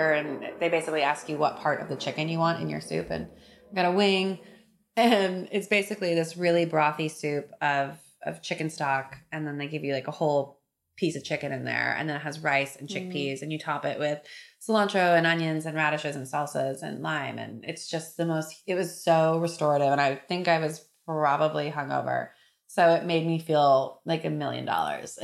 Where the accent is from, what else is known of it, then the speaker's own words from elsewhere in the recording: California, United States; now in New York, United States; I grew up in California and we ate trout and asparagus and artichokes